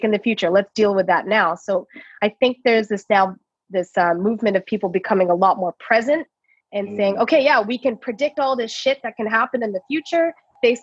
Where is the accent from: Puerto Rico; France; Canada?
Canada; Toronto, Ontario; I was born and raised in Toronto